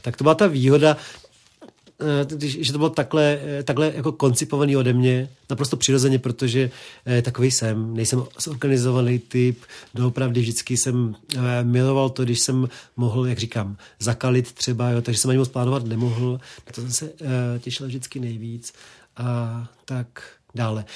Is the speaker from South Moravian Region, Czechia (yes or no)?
no; Prague, Czechia; Já jsem vyrůstal vlastně v Krči